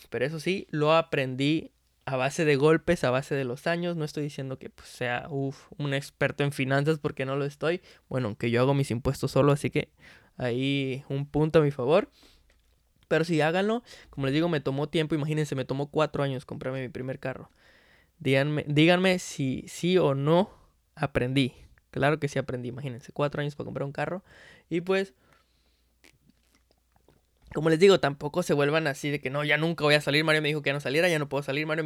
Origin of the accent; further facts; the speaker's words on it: Veracruz, Mexico; yo me acuerdo que cuando era niño, que vivía allá en Veracruz, en Veracruz